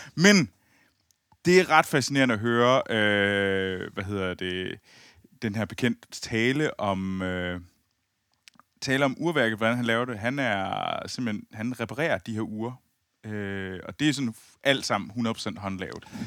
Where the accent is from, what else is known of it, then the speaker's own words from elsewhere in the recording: near Skibild, Central Denmark Region, Denmark; moved away; Jeg sidder jo i mit gamle, i mit gamle værelse ja. øh, i, øh, i, i, lidt uden for Skibild, øh, hvor jeg voksede op